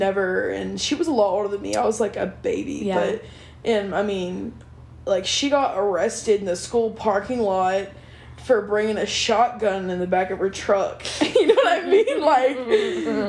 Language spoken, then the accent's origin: English; Blair, Oklahoma, United States; moved away; I grew up in Blair, Oklahoma, which is, like, right outside of Altus